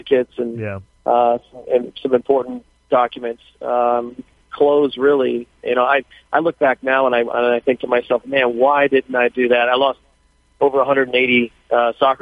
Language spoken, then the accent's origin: English; California, United States; my hometown